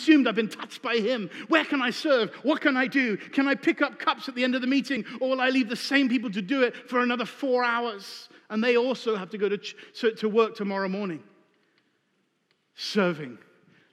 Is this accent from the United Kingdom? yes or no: yes; England, United Kingdom; I'm British